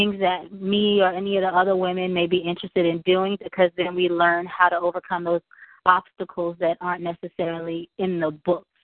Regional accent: Charleston, South Carolina, United States; I am from Charleston, South Carolina

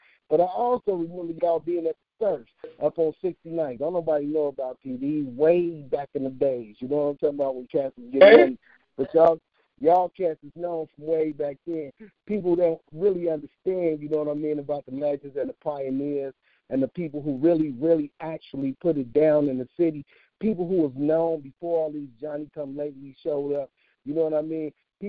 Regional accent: Chicago, Illinois, United States; I'm from 51st and Racine. I'm from Gangbang Central USA.

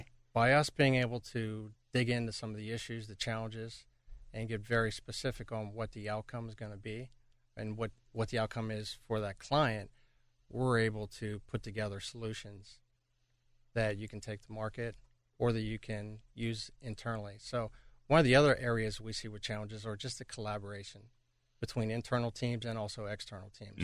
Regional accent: Pittsburgh, Pennsylvania, United States; moved away as an adult; also born or lived in Toronto; be back in my hometown of Pittsburgh

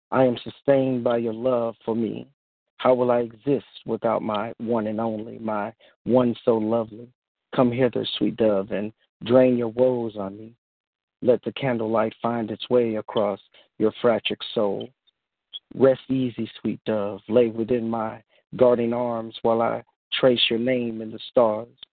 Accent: Houston, Texas, United States; Um, I'm from Houston, Texas

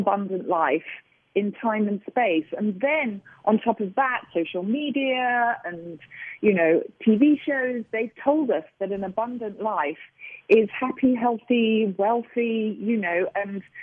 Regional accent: United Kingdom; now in United States; I'm a Brit

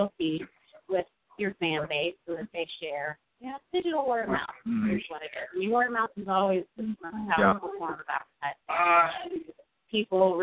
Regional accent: Pittsburgh, Pennsylvania, United States; also born or lived in New England; growing up in Pittsburgh, we were a little behind the times

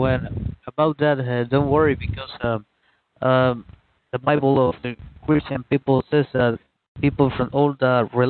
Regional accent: Peru; English is a second language; I'm from Peru.

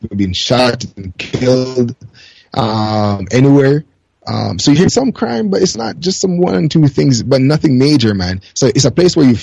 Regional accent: Jamaica; moved away as an adult; also born or lived in Canada; now in Japan; I grew up in Jamaica

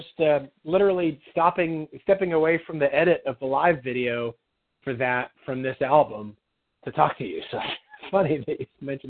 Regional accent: Canada; now in Nashville, United States; I'm from Canadian, so I grew up playing and, and kind of in Maple Leaf Nation

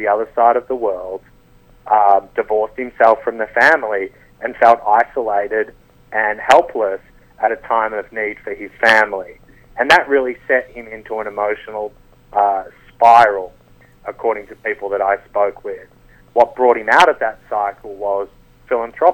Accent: Australia; I'm from Australia

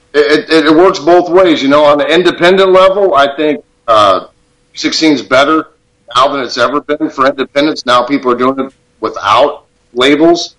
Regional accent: Tucson, Arizona, United States; born and raised in Tucson

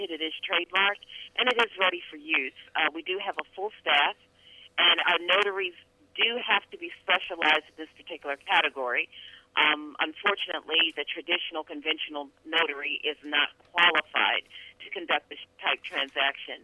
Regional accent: Baltimore, Maryland, United States; My hometown is Baltimore, Maryland

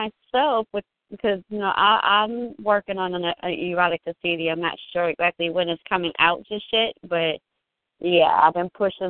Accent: Milwaukee, Wisconsin, United States; A couple are from my hometown of Milwaukee, Wisconsin

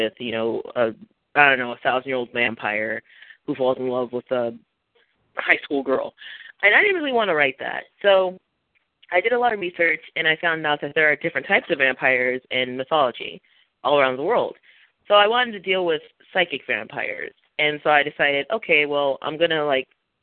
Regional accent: Minnesota, United States; moved away as an adult; also born or lived in San Diego, California; now in Texas, United States; I was born and raised in Minnesota. I now live in Texas

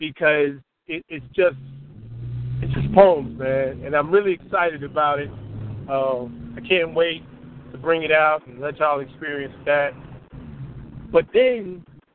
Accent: Chicago, Illinois, United States; I'm from Chicago

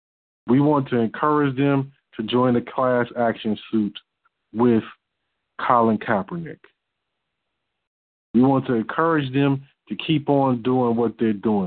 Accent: Detroit, Michigan, United States; I'm from Detroit

